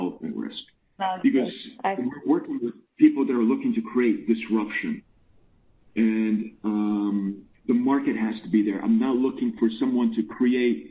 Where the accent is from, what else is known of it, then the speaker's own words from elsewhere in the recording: United States; moved away as an adult; now in Finland; I'm actually American. I've spent 25 years in Finland.